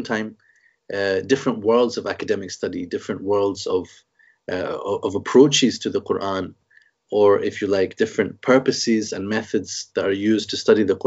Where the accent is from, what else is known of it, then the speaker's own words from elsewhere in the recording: Scotland, United Kingdom; also born or lived in Egypt; I'm born and brought up in Scotland.